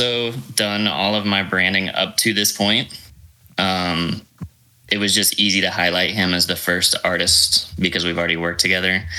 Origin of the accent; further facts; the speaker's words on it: Bellevue, Nebraska, United States; now in Idaho, United States; So I'm originally from Bellevue, Nebraska. I was born over on an Air Force base over there. My parents are both Air Force.